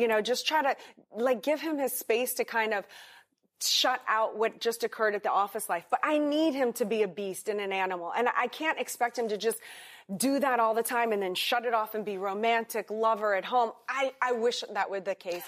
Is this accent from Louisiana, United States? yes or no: yes; New Orleans, Louisiana, United States; also born or lived in Madrid, Spain; now in Miami, United States; I grew up in New Orleans, Louisiana